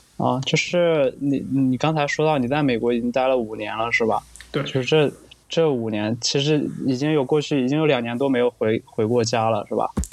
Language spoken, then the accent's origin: Chinese; Henan, China; now in Beijing, China; 我的家乡河南